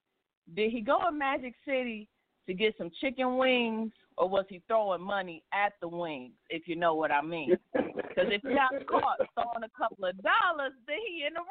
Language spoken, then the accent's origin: English; Cleveland, Ohio, United States; born and raised in Cleveland